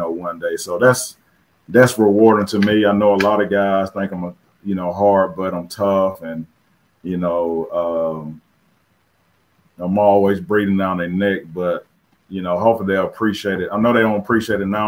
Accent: Phenix City, Alabama, United States; moved away as an adult; also born or lived in Jasper, Alabama / Rome, Georgia; I grew up in South Phoenix City in the project

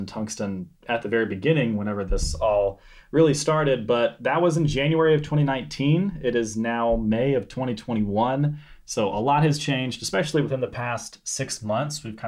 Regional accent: Senatobia, Mississippi, United States; I'm from Mississippi. We're in my hometown right now, Senatobia, which is just south of Memphis, Tennessee

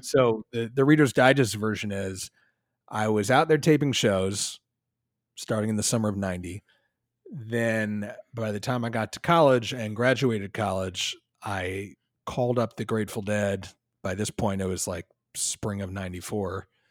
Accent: Philadelphia, Pennsylvania, United States; also born or lived in Ithaca, New York; I grew up in Philly.

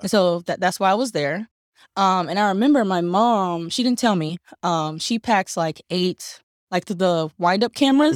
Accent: Durham, North Carolina, United States; I'm from Durham, North Carolina, born and raised in native Bull City

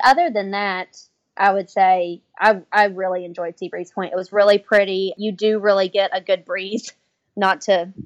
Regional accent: Ohio, United States; I'm from Ohio

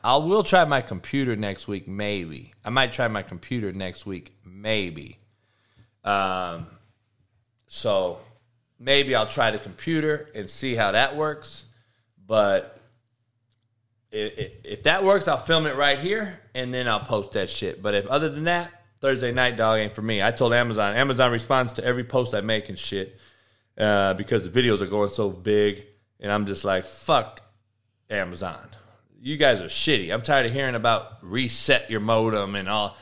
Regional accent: California, United States; we're from Cali

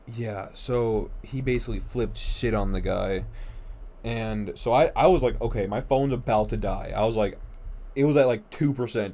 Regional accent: North Dakota, United States; I'm from North Dakota

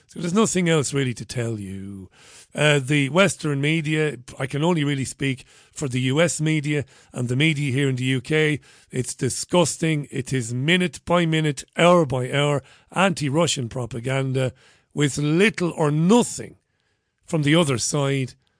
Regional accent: Waterford, Munster, Ireland; moved away; growing up in Waterford, six, seven miles away from Tramore

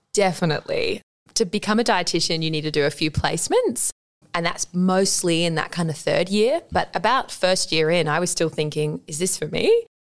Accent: Adelaide, South Australia, Australia; I'm from Adelaide. So, I was at Adelaide High School and I had a really great five years there

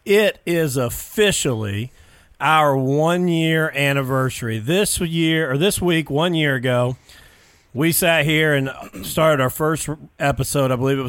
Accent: Jennings County, Indiana, United States; obviously I'm from the Jennings County area.

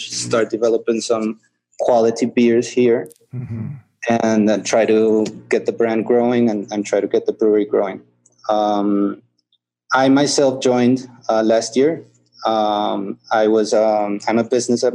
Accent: Bogota, Colombia; also born or lived in Cali; I was born in Cali, but I was raised most of my life here in Bogota

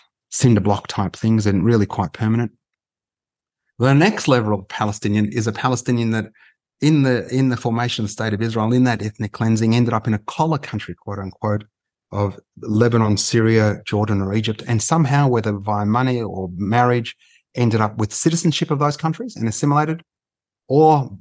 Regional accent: Melbourne, Victoria, Australia; we're Australian born

